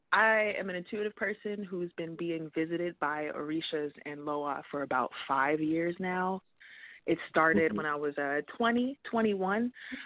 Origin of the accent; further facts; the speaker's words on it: Detroit, Michigan, United States; I'm from Detroit.